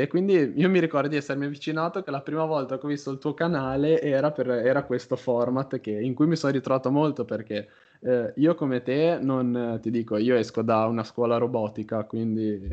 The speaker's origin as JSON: {"language": "Italian", "town": "Genoa", "region": "Liguria", "country": "Italy", "said": "io sono di Genova."}